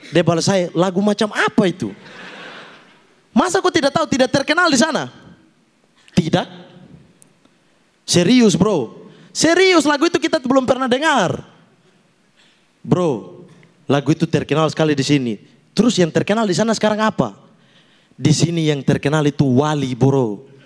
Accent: Fakfak, West Papua, Indonesia; itu saya terkenal sekali di kota saya sendiri, fak-fak.

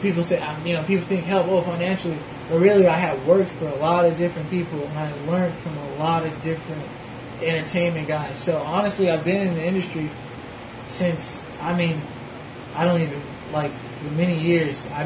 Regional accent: Tallahassee, Florida, United States; also born or lived in Jacksonville, Florida / Anguilla; I was born here. I was born in Tallahassee. I was born at TMH

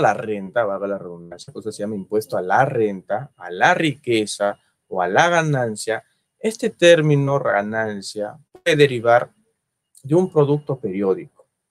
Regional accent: Peru; Yo soy peruano

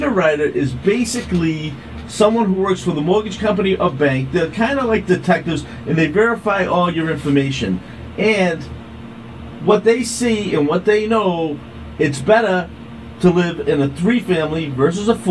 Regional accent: Quincy, Massachusetts, United States; also born or lived in Braintree, Massachusetts; I grew up in West Quincy.

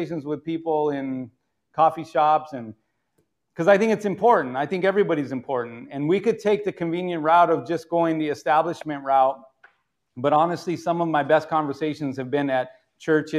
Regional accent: California, United States; as a Californian

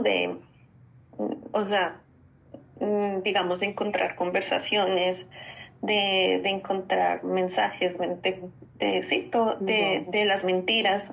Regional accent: Colombia; moved away as an adult; como colombiana, como buena colombiana

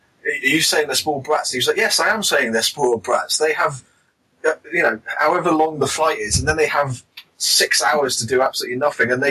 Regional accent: United Kingdom; as UK, as British fans

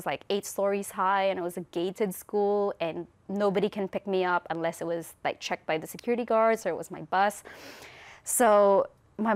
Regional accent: Philippines; now in New Zealand; we came from the Philippines

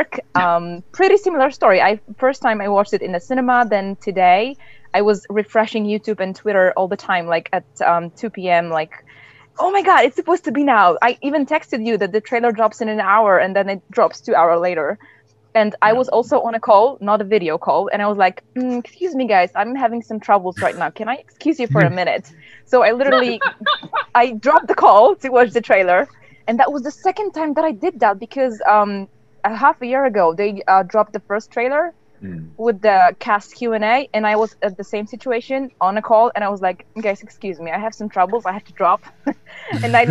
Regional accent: Wrocław, Lower Silesian Voivodeship, Poland; I'm from Poland. Mm-hmm. I got the opportunity to see it in Wrocław, my hometown.

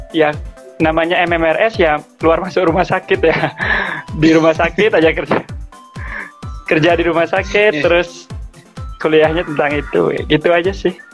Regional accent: Bali, Indonesia; now in Malang, Indonesia; Kelihatan kalau dari namanya nama orang Bali, saya asli Bali. Bali. Ya. Tapi ini saat ini saya lagi di Malang.

